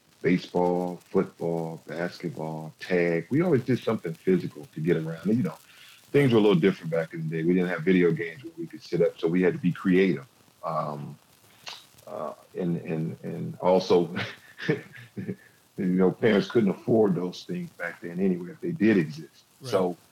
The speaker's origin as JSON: {"language": "English", "town": "Detroit", "region": "Michigan", "country": "United States", "tie": "born or raised there", "also_born_or_lived": "Twin Cities, Minnesota", "moved": "yes", "lives_now": "Minneapolis, United States", "said": "I grew up in Detroit, Michigan"}